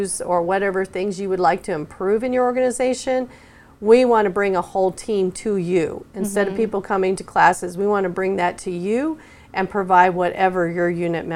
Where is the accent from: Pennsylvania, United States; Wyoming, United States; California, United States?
Wyoming, United States; moved away as an adult; now in Oklahoma, United States; I grew up in Wyoming